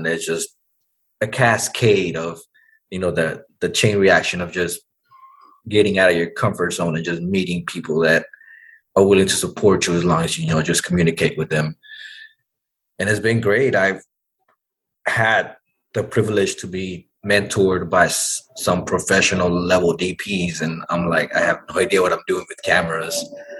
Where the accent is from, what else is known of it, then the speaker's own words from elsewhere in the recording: Dallas, Texas, United States; And I'm from Oak Cliff. So I used to ride my bike around and just meet people in this bar.